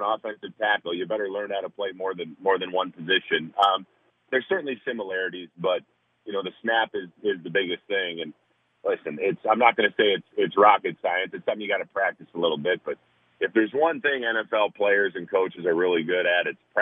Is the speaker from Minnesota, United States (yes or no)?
yes; Minnesota, United States; I grew up in Minnesota